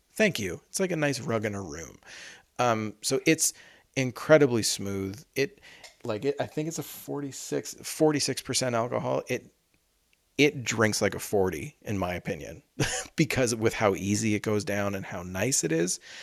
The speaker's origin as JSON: {"language": "English", "country": "Canada", "said": "we're Canadian"}